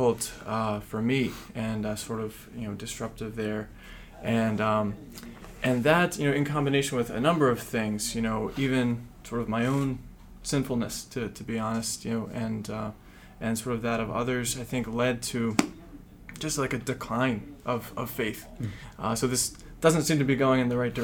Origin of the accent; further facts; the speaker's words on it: Pittsburgh, Pennsylvania, United States; moved away as an adult; now in Philadelphia, United States; I'm actually from the Pittsburgh Diocese